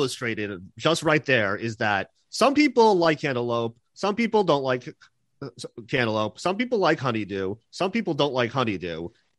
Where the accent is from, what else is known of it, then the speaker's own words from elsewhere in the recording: New York, United States; I grew up in New York and not in like some place where Jews were like heavily minority